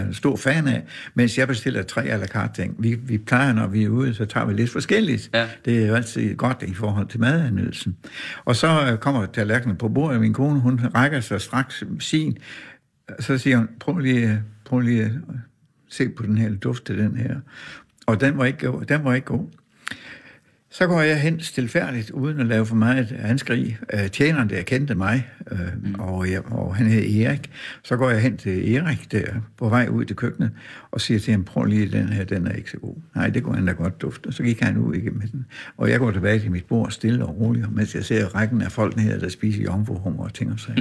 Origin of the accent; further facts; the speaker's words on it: Horsens, Central Denmark Region, Denmark; moved away; also born or lived in Aarhus; min barndomsby, Horsens